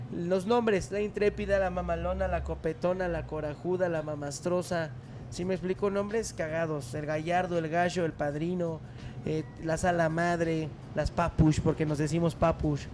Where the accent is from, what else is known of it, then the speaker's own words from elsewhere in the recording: Santiago de Querétaro, Querétaro, Mexico; Yo soy originario de Hércules, soy queretano